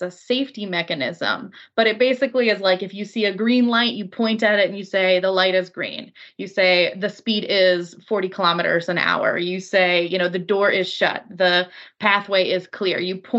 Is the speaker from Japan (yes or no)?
yes; Japan; I grew up in Japan. I went to high school there.